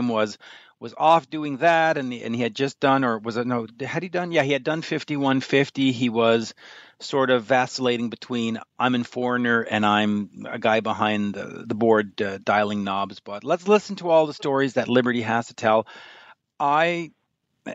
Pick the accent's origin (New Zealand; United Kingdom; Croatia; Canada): Canada; I'm Canadian